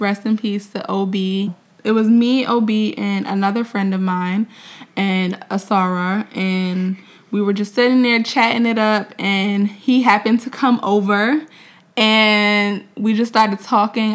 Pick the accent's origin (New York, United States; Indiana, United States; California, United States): New York, United States; Mount Vernon; also born or lived in Orangeburg, South Carolina; we are both from New York. He's from Buffalo. I'm from Mount Vernon